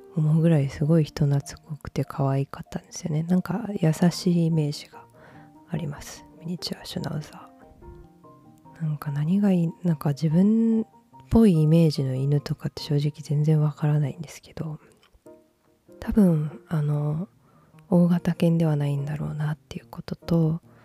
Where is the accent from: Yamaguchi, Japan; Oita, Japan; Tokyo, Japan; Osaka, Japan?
Osaka, Japan; accent: Kansai dialect; moved away; 私は大阪出身なので